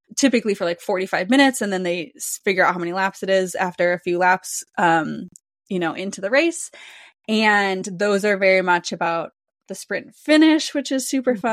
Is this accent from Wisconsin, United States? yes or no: yes; Wisconsin, United States; I'm from Wisconsin